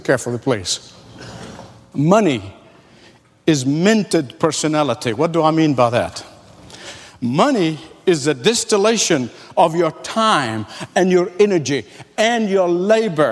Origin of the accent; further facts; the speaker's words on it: Egypt; moved away; also born or lived in Australia / California; growing up in the Middle East